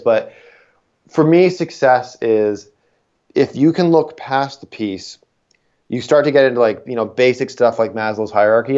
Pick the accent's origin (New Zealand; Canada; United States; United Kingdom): Canada; Niagara, Ontario; grew up in Niagara for 18 years.